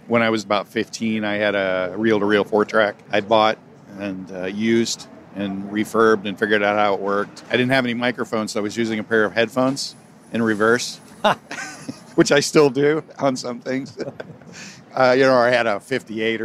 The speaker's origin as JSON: {"language": "English", "area": "Bay Area", "region": "California", "country": "United States", "tie": "born or raised there", "also_born_or_lived": "Virginia / Oklahoma", "said": "Predominantly in the Bay Area. As a child in the South, but in Virginia and Oklahoma briefly, and then most of my life here in the Bay Area on the peninsula."}